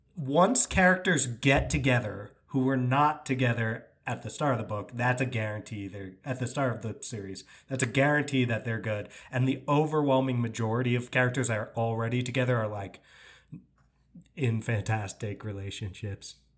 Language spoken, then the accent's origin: English; New York, United States; I'm from New York.